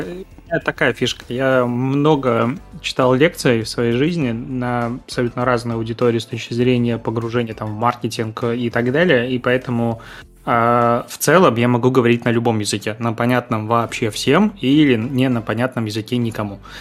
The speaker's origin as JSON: {"language": "Russian", "town": "Pinsk", "region": "Brest Region", "country": "Belarus", "tie": "born or raised there", "also_born_or_lived": "Crimea (near Feodosia) / Minsk", "said": "родился я в Крыму, недалеко от, э, Феодосии, и проводил там каждое лето. М, но, по сути, жил и вырос в Беларуси, небольшой город на границе с Украиной, город Пинск"}